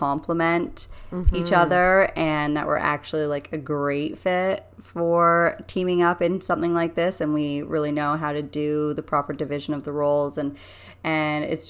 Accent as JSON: {"language": "English", "country": "Canada", "said": "us being Canadian"}